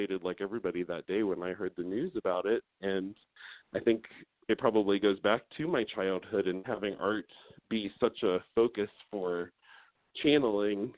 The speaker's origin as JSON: {"language": "English", "town": "Columbus", "region": "Ohio", "country": "United States", "tie": "born or raised there", "moved": "as an adult", "said": "My husband and I both lived in Ohio our whole lives. I'm from Columbus"}